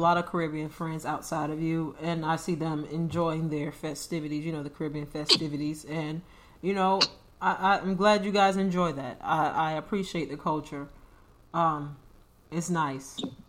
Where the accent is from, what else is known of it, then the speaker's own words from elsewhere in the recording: United States; Because I'm American